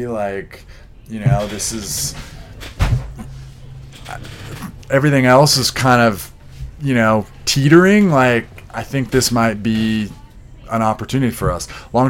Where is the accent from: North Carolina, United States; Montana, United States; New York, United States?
Montana, United States; Big Sky; also born or lived in San Diego; So I was born here in San Diego and went to school until I was 10, but my dad actually at the time was taking vacations up to Montana outside of Bozeman in a place called Big Sky